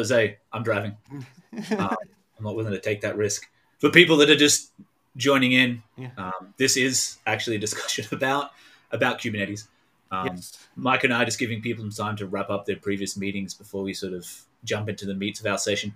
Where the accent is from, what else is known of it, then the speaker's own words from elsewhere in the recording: Australia; moved away as an adult; also born or lived in Melbourne, Australia; now in United States; I am Australian. I live in America now